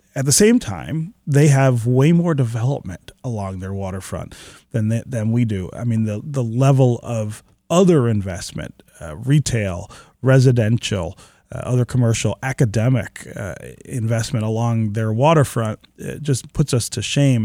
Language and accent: English; Detroit, Michigan, United States; I grew up here in Detroit